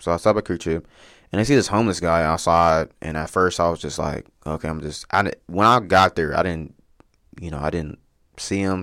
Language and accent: English; Wichita, Kansas, United States; also born or lived in Dallas, Texas; I'm from Wichita. Um, I lived here most of my life. Um, I was born here